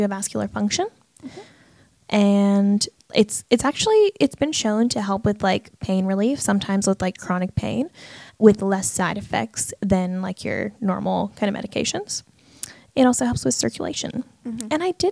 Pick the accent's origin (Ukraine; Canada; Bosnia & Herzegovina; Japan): Canada; now in Australia; I'm Canadian